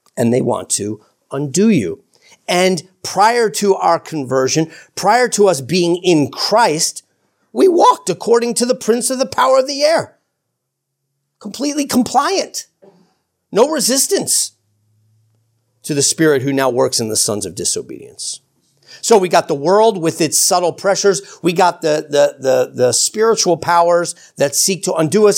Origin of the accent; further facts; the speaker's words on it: New York, United States; I'm an American, for crying out loud, and I'm a New Yorker